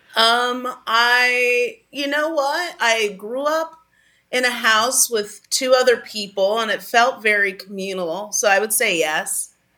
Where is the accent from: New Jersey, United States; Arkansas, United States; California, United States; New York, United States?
California, United States; Pasadena; I grew up in Pasadena